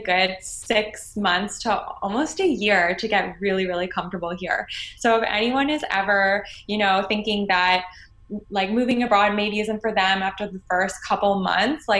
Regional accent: Toronto, Ontario, Canada; moved away as an adult; now in France; I am from Toronto, but I've been living in France for the past 3.5, almost 4 years

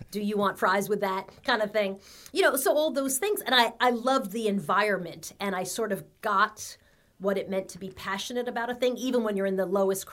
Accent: Long Island, New York, United States; I grew up in Long Island, middle class family

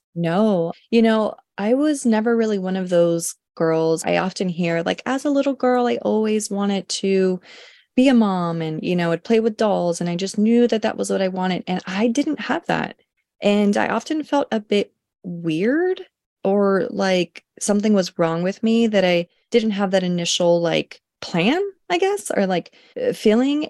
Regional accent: Los Angeles, California, United States; also born or lived in Oregon; am a Los Angeles native, born and raised Southern California.

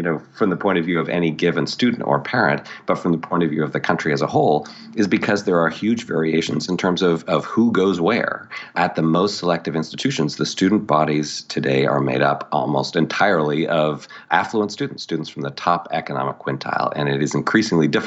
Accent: Toronto, Ontario, Canada; moved away as an adult; also born or lived in New York / Montreal; I grew up in Canada and Toronto

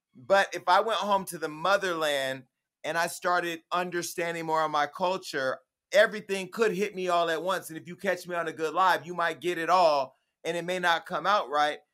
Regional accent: the Bay Area, California, United States; now in Los Angeles, United States; I'm from the Bay

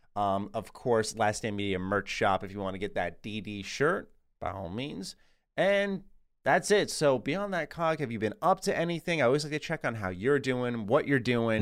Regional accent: New York, United States; Born and raised in New York, I'm a Rangers guy

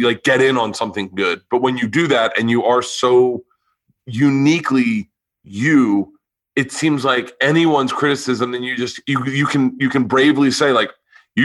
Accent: Tampa, Florida, United States; I'm from Florida also

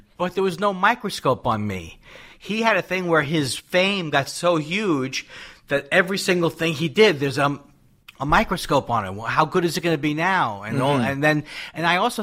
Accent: New York City, New York, United States; moved away; I'm from Queens, New York

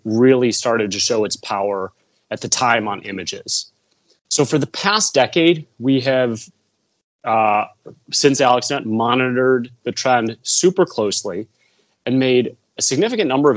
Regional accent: Chicago, Illinois, United States; moved away as an adult; also born or lived in Stanford, California; I'm from the Midwest. I'm from Chicago.

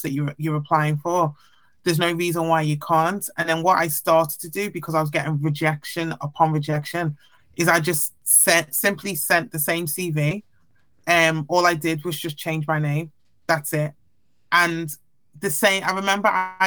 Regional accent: Liverpool, North West England, United Kingdom; I obviously had black friends, white friends growing up in Liverpool

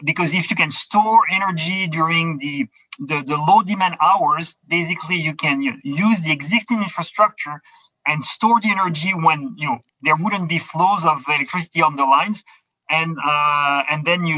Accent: Quebec, Canada; I'm from Quebec

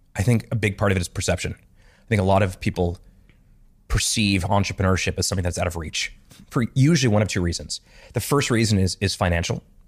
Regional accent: Montreal, Quebec, Canada; I grew up in Montreal

